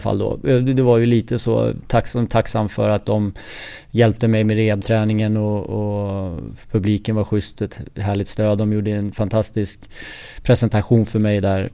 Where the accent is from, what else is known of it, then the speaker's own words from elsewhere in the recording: Stockholm, Stockholm County, Sweden; moved away as an adult; also born or lived in Florida, United States / Calgary, Canada / Columbus, United States; now in Gothenburg, Sweden; hemma i Stockholm